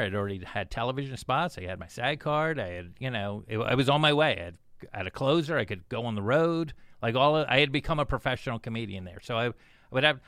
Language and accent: English; Plantation, Florida, United States; also born or lived in Silver Spring, Maryland; Then I ended up in Plantation, Florida